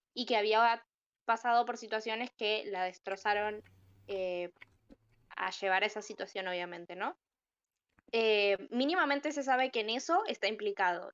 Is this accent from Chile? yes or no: no; Argentina; soy argentina